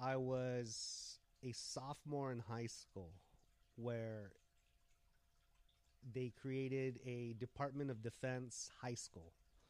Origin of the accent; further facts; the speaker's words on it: Guam; moved away as an adult; now in California, United States; I grew up in Guam, so I know a lot of the Guam ways, right? Like, I was born and raised in Guam for 21 years. I moved here to Cali when I was 21.